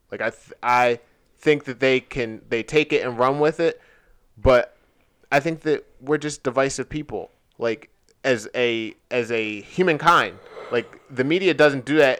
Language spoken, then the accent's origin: English; United States; as an American